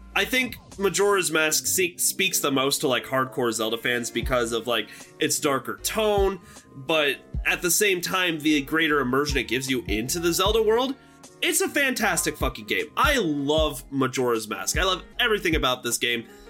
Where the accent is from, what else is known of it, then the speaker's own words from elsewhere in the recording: Nebraska, United States; My home state of Nebraska.